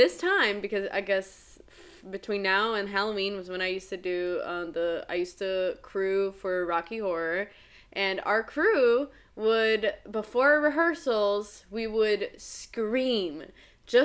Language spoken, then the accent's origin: English; Brazil; moved away; I'm from Brazil, and so holidays are in the summer, like Christmas and stuff